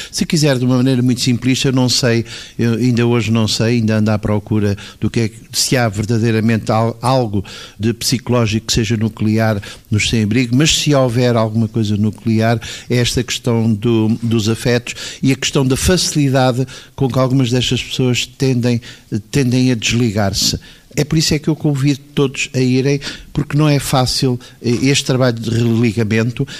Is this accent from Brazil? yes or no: no; Lisbon, Portugal; eu nasci nos Anjos e fui batizado em 1954